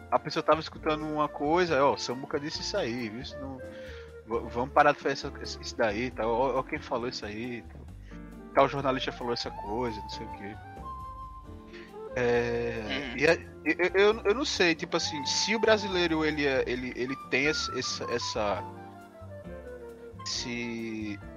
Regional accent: Paraíba, Brazil; Aí, eu sou da Paraíba, meu.

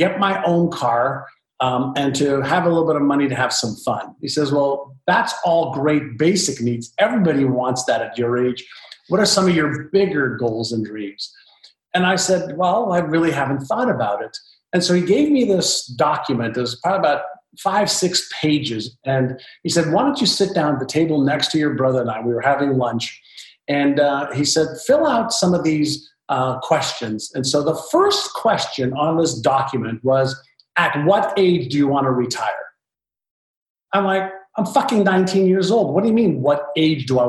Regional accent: Montreal, Quebec, Canada; English is a second language; also born or lived in Israel; when I moved from Israel to Montreal, Canada, I was just learning the Hebrew language as a 5-year-old

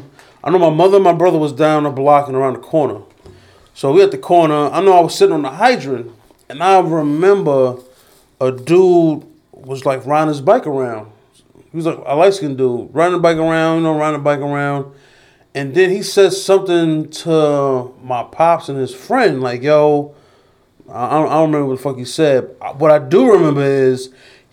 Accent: New York City, New York, United States; I was born in Jamaica Hospital

